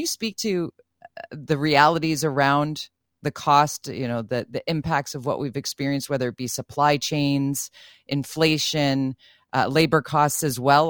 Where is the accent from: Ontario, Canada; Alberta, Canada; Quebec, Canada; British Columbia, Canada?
British Columbia, Canada; Vancouver; born and raised in Vancouver